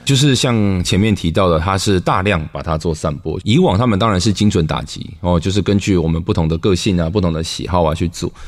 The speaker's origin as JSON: {"language": "Chinese", "country": "Taiwan", "said": "我们台湾人写作都越来越像中国人了"}